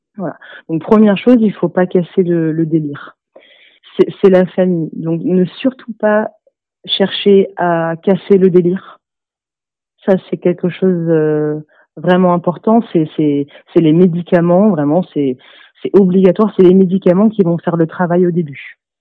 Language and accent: French; Toulouse, Occitania, France; j'ai 27 ans et je suis de Toulouse